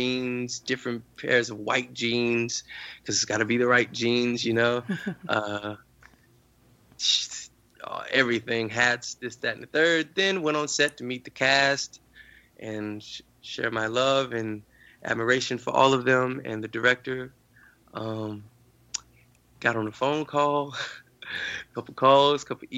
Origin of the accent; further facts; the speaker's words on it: New Orleans, Louisiana, United States; growing up in New Orleans, I mean, you have a different experience